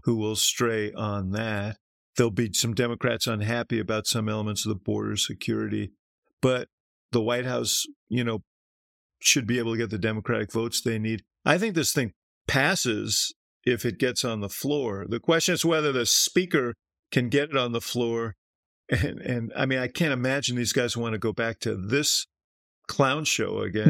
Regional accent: Chicago, Illinois, United States; I'm from Chicago

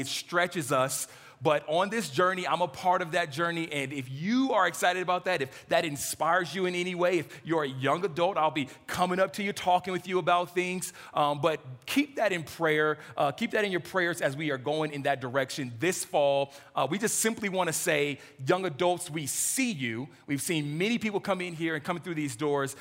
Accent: California, United States; moved away; I'm from California

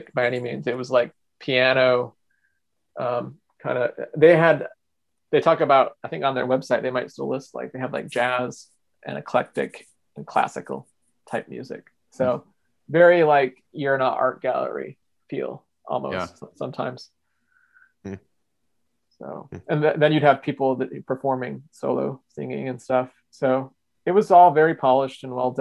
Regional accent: Michigan, United States; I'm from Michigan and I'm a lifelong Midwesterner.

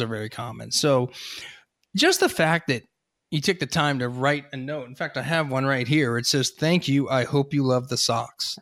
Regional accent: Hershey, Pennsylvania, United States; I grew up in Hershey.

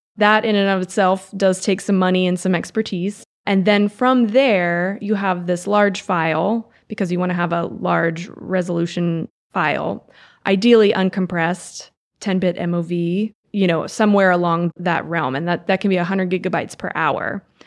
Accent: Reisterstown, Maryland, United States; also born or lived in Los Angeles; I grew up in Reister's Town

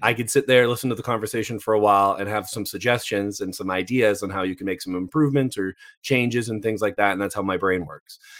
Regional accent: Canada; I'm Canadian

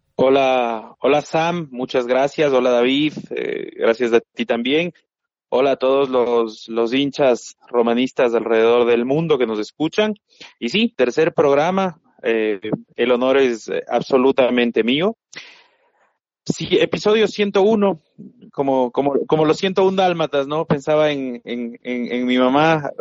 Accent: Ecuador; acá en Ecuador, en mi país

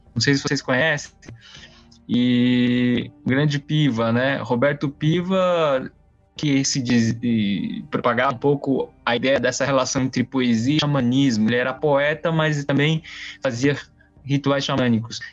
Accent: São Paulo, Brazil; also born or lived in Taiwan; eu vim com cinco anos, de, eu nasci em Taiwan, vim com cinco anos pro Brasil, a maior parte da vida eu morei em São Paulo

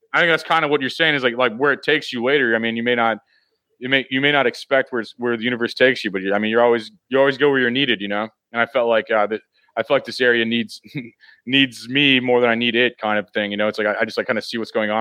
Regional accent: Missouri, United States; i'm from missouri so i mean this is my strong like kind of like like where i live you know like my hometown area

